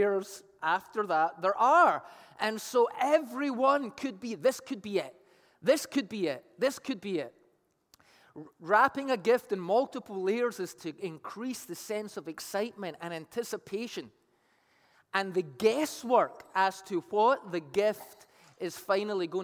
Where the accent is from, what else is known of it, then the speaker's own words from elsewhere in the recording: Scotland, United Kingdom; moved away; I played Pass the Parcel growing up in Scotland as a kid